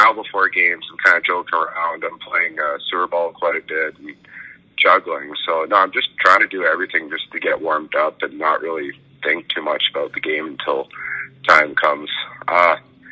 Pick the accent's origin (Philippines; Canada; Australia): Canada; Fort Saskatchewan, Alberta; moved away as an adult; now in Wisconsin, United States; I grew up in Fort Saskatchewan